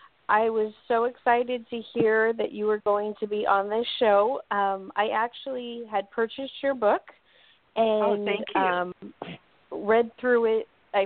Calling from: North Carolina, United States; I'm calling from North Carolina.

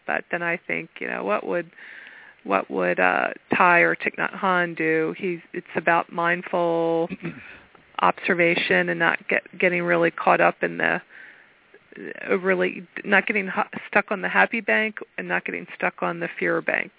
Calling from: Pennsylvania, United States

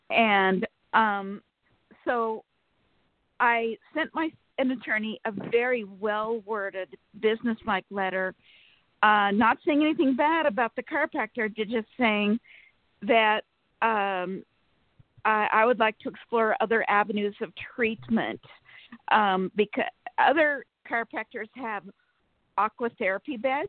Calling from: Sacramento, California, United States; Good morning. … from Sacramento, California.

